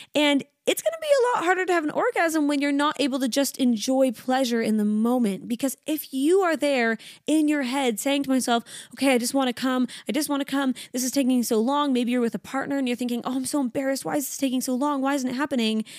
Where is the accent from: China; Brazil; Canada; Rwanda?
Canada; now in Sydney, Australia; I am Canadian. I live in Sydney, Australia